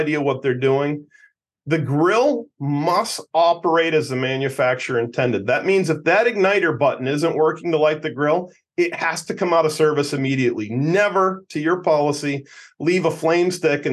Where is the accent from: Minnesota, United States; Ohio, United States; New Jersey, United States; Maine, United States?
Maine, United States; my home state of Maine